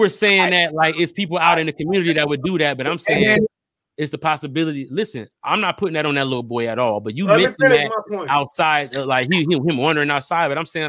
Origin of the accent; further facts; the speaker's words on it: Detroit, Michigan, United States; I'm from Brightmore, though. It's a whole different ball game over there.